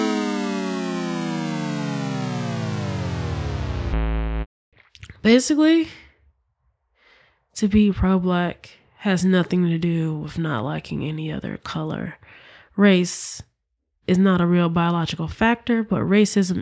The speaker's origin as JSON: {"language": "English", "town": "Memphis", "region": "Tennessee", "country": "United States", "said": "I'm from Memphis, Tennessee"}